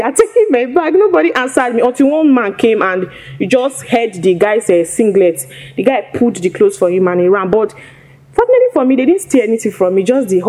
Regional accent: Edo, Nigeria; moved away as an adult; also born or lived in Anambra; now in Lagos, Nigeria; I grew up in Edo State.

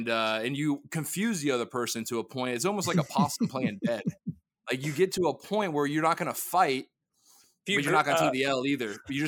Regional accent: Saudi Arabia; born there; Well, technically I was born in Saudi Arabia.

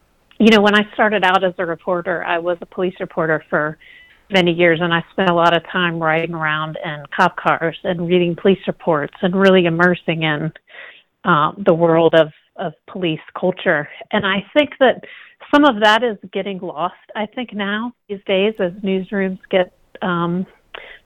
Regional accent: the South, United States; I'm from the South

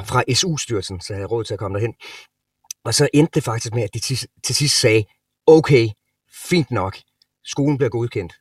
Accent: Sønderborg, Southern Denmark, Denmark; moved away as an adult; also born or lived in Los Angeles, United States; now in Copenhagen, Denmark; Sønderborg, hvor jeg er fra, som er syd øh, Jylland, Sønderjylland

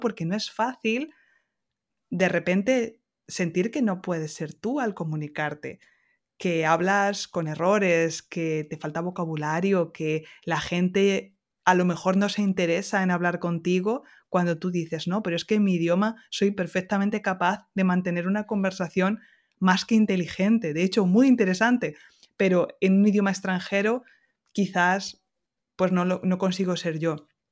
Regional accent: Castilla-La Mancha, Spain; moved away as an adult; now in Alsace, France; extraño muchísimo el sol y el cielo azul de la Mancha, que aquí en Alsacia la mitad del año está cubierto

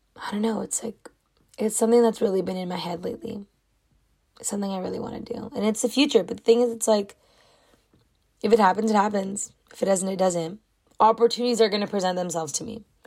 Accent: California, United States; I was born in California. I love it here.

